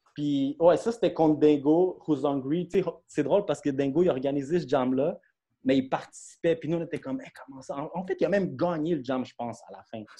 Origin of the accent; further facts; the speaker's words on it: Brossard, Quebec, Canada; on vient de Brossard, puis on est à Montréal.